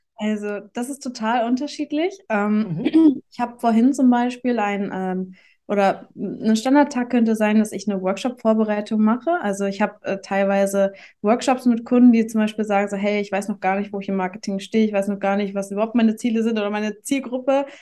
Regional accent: Hamburg, Germany; ich komme aus Hamburg

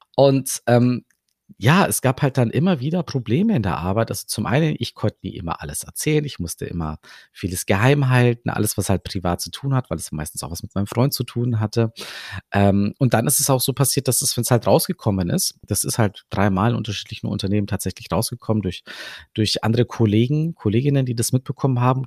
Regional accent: Germany; Aber ich bin hier in Deutschland aufgewachsen

